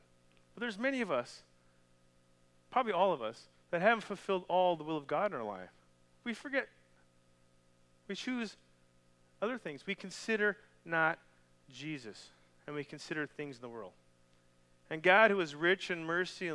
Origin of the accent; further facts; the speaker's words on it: Canada; moved away; I'm from Canada